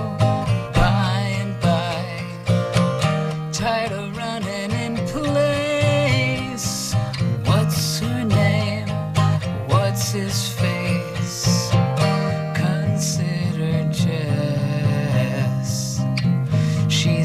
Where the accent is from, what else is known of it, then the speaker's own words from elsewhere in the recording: Maine, United States; there was a period in my life where I grew up in Maine, and I would go into Portland